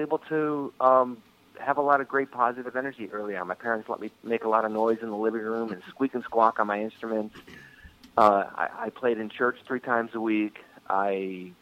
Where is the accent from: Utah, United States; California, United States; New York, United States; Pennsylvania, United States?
New York, United States; Rochester; I was born and raised in Rochester, New York, Western New York